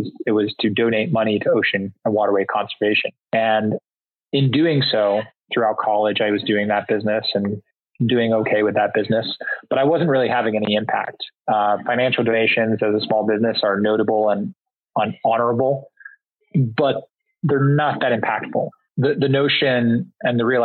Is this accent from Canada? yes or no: no; Singapore; moved away; I grew up predominantly in Southeast Asia and Singapore